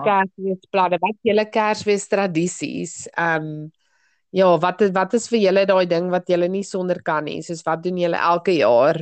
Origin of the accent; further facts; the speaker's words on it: South Africa; ons as Suid-Afrikaners